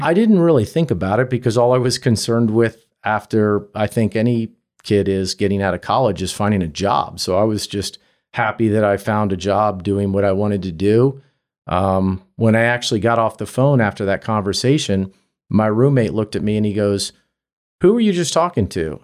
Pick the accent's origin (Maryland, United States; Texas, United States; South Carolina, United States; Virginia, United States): Virginia, United States; I grew up in Virginia